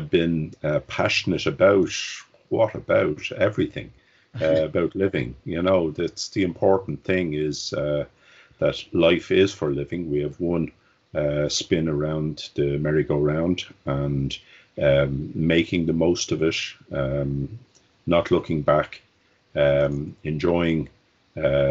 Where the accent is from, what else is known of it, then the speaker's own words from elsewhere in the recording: Dublin, Leinster, Ireland; I was born in Dublin in Ireland, 60 years ago, and it was a very different place then. I grew up in Dublin.